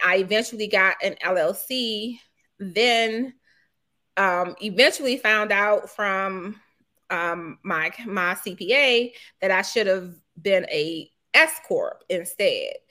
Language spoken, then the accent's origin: English; Washington, District of Columbia, United States; moved away as an adult; now in Lanham, Maryland, United States; I grew up in Petworth